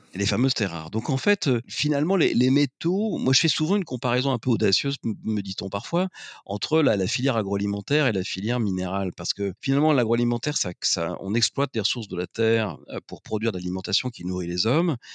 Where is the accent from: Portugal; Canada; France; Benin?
France; Lorraine, Grand Est; je suis né en Lorraine, d'une famille avec des origines à la fois ouvrières et, paysannes